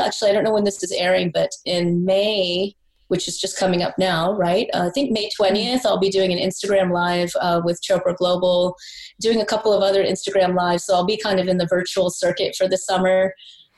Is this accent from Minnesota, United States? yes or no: no; South Carolina, United States; I'm East Indian. I was born in South Carolina. All my friends were Baptist Christian